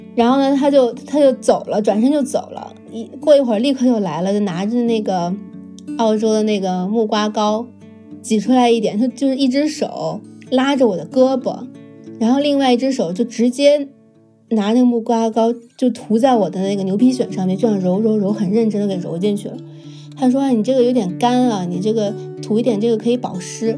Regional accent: Beijing, China; now in Sydney, Australia; 我来自北京，现在定居澳大利亚悉尼，今年三十六岁

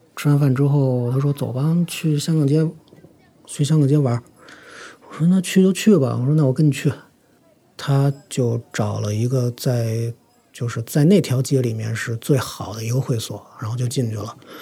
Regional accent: Beijing, China; 我今年三十三，呃，土生土长的北京人

